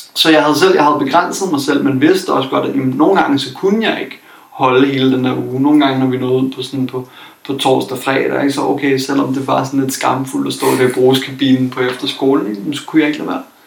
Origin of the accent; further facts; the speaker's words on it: Copenhagen, Capital Region of Denmark, Denmark; jeg kommer fra København